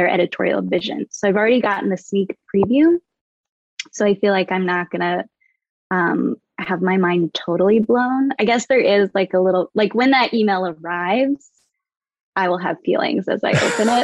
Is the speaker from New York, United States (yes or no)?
no; Vermont, United States; now in Los Angeles, United States; I'm from Vermont. Originally born and raised in the Green